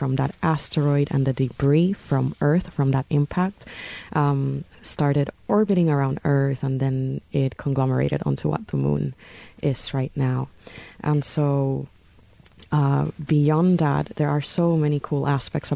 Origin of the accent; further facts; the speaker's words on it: Puerto Rico; moved away; I am from Puerto Rico, very proud Boricua, born and raised